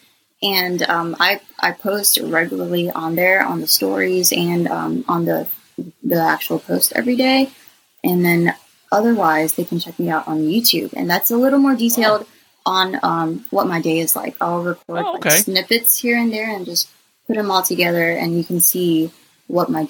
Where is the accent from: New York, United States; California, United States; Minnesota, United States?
California, United States; Los Angeles; now in Georgia, United States; I was born in California, in Los Angeles, and all my family's over there